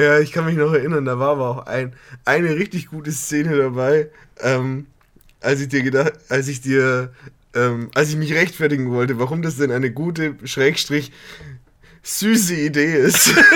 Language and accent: German; Berching, Bavaria, Germany; now in Regensburg, Germany; meiner Heimat, dem wunderschönen Städtchen Berching.